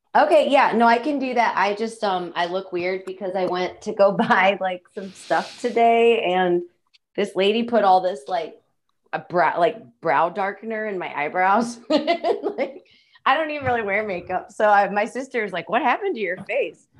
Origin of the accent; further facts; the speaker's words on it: Rock Island, Illinois, United States; accent: Midwestern; moved away; also born or lived in Iowa; I grew up in Rock Island, Illinois